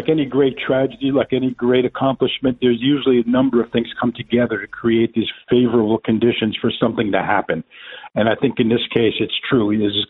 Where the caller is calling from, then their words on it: New York City, New York, United States; New York City.